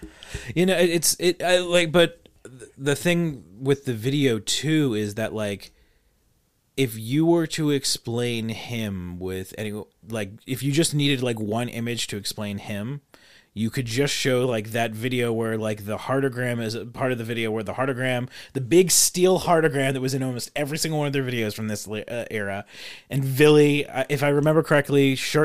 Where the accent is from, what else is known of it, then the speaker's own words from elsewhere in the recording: United States; I'm American.